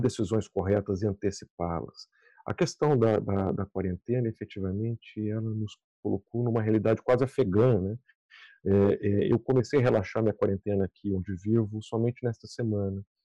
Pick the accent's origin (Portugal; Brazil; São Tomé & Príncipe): Brazil; now in United States; onde vivo e onde, de onde sou é o país que eu penso 24 horas por dia, todos os dias, que é o Brasil